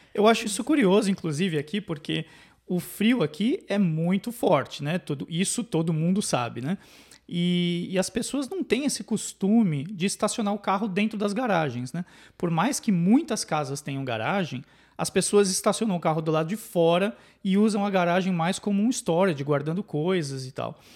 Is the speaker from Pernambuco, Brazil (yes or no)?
no; São Paulo, Brazil; moved away as an adult; also born or lived in Northeast Brazil; now in Canada; eu sou de São Paulo e o único lugar que eu tinha morado fora de São Paulo era no nordeste do Brasil